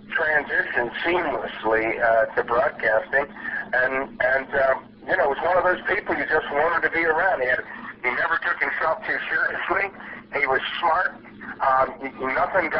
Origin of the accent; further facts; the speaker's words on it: Baltimore, Maryland, United States; I grew up in Baltimore, Maryland.